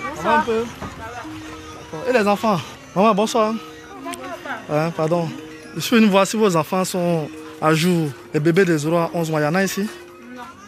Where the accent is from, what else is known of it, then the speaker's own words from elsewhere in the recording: Man, Montagnes, Côte d’Ivoire; Je suis originaire de Mans, je suis d'ethnie Yakuba, fils de la région